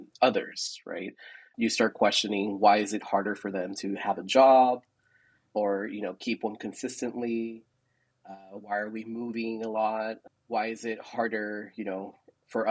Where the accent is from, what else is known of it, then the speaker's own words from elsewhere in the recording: San Antonio, Texas, United States; also born or lived in El Paso, Texas; I am from San Antonio, Texas. I was born and raised here.